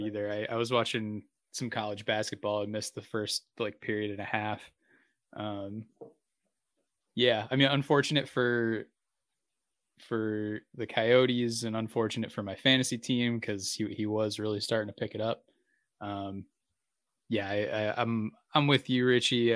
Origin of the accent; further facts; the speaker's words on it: Massachusetts, United States; now in San Diego, United States; my hometown UMass Minute Women